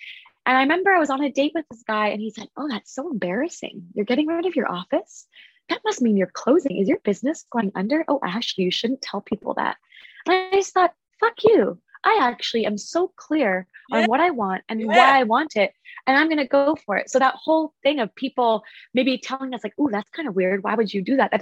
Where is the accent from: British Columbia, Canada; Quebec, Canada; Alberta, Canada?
British Columbia, Canada; Vancouver; I'm from Vancouver. I'm from Canada.